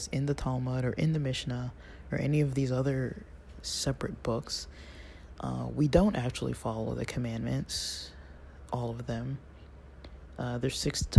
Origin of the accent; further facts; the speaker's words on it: United States; as an American in my Western world